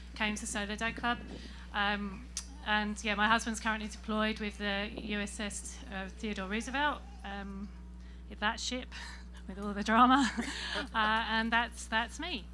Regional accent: England, United Kingdom; now in San Diego, United States; I'm from England

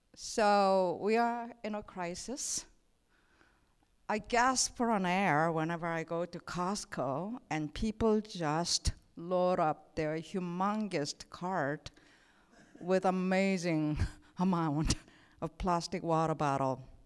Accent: South Korea; moved away as an adult; also born or lived in Saint Paul, Minnesota; I come from Korea

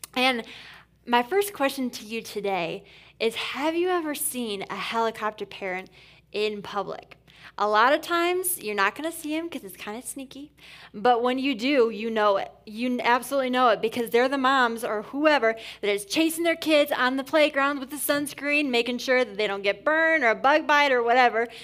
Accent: Port Huron, Michigan, United States; moved away as an adult; also born or lived in Indiana / Atlanta, Georgia; now in Grand Rapids, United States; I'm born and raised on the east side of Michigan

